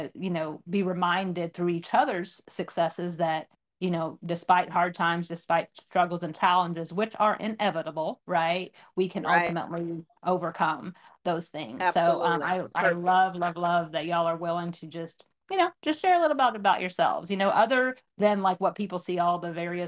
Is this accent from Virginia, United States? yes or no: no; Waco, Texas, United States; now in Austin, United States; we're both originally from Waco. And so that's where we met, funny enough, in sixth grade